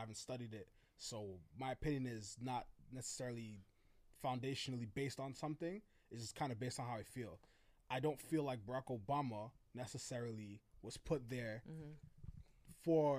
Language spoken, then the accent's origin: English; New York, United States; I'm from New York.